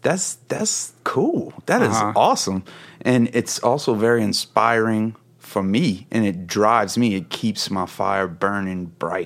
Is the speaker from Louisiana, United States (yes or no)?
yes; Louisiana, United States; So essentially I am born and bred Coonass. I'm from the Bayou. That's where I grew up.